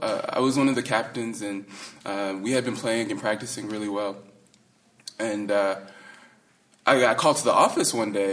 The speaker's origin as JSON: {"language": "English", "region": "the South", "country": "United States", "tie": "born or raised there", "said": "when you're growing up in the South"}